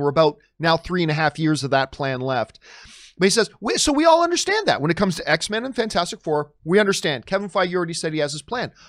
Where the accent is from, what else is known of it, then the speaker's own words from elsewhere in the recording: Hamilton, Ontario, Canada; moved away; my hometown of Hamilton, Ontario, Canada